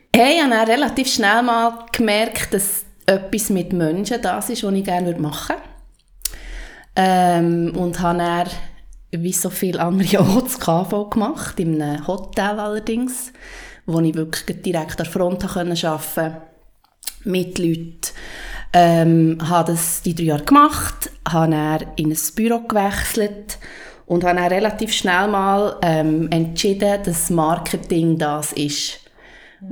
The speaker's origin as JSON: {"language": "German", "country": "Switzerland", "tie": "born or raised there", "said": "also ich bin in ähm, Matt aufgewachsen, im Oberland"}